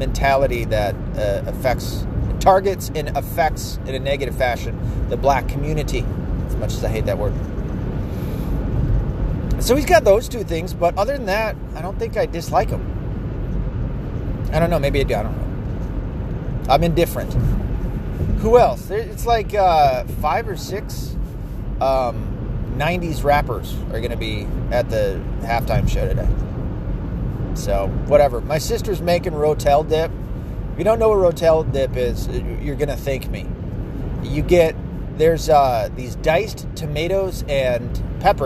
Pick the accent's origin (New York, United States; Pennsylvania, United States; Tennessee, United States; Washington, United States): Tennessee, United States; moved away; I'm from Tennessee, where we call all pop, all soft drink beverages, are called Coke